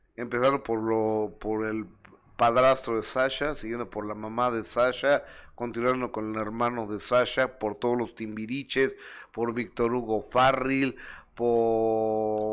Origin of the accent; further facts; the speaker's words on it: Mexico City, Mexico; de la colonia Roma, de la Ciudad de México donde viví hasta los 16 años